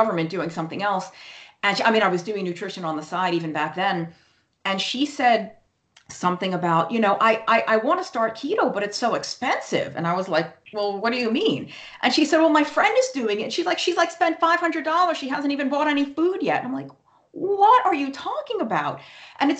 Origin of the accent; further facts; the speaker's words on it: New York, United States; moved away; I was born and raised in New York